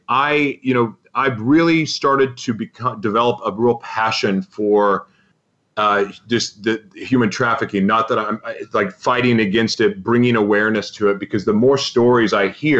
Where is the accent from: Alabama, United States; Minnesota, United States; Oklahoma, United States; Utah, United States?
Oklahoma, United States; I'm from Oklahoma